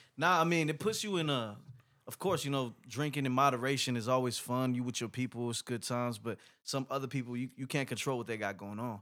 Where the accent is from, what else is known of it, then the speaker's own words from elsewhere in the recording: Inglewood, California, United States; English is a second language; Los Angeles, man, growing up as a kid, I grew up in Inglewood, right?